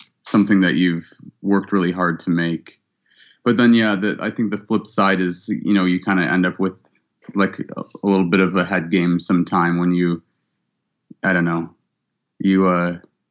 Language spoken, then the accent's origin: English; Cleveland, Ohio, United States; also born or lived in Columbus, Ohio; I was born in Columbus and I grew up in Cleveland